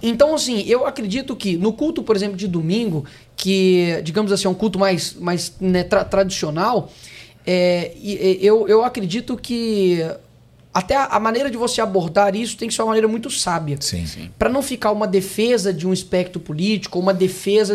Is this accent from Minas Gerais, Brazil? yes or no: yes; Belo Horizonte, Minas Gerais, Brazil; Eu sou de BH.